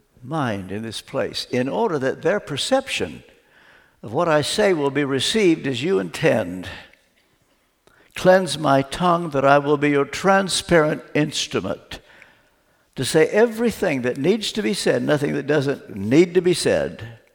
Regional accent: Ashland, Kentucky, United States; I grew up back in Ashland, Kentucky

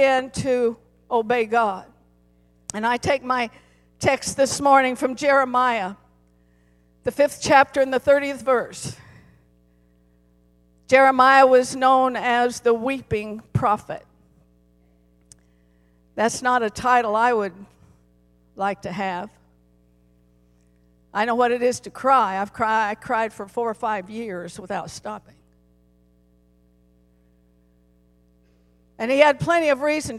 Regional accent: Colorado, United States; I was born and raised in Colorado, and I love my home state

